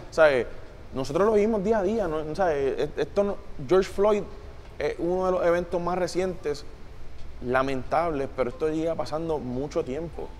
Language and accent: Spanish; Puerto Rico; nuestra posición como latino o como puertorriqueño